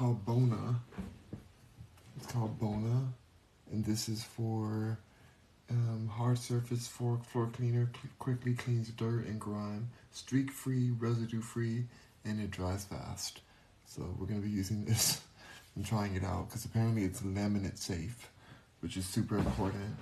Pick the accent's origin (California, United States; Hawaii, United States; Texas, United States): California, United States; I'm a Californian